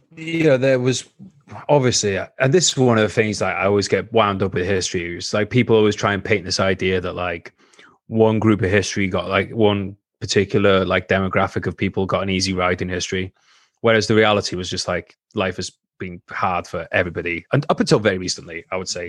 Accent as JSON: {"language": "English", "region": "Wales", "country": "United Kingdom"}